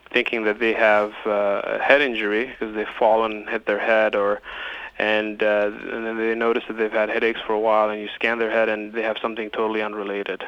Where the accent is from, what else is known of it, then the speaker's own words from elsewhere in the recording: Nashville, Tennessee, United States; I grew up in East Nashville, and I went to high school and middle school there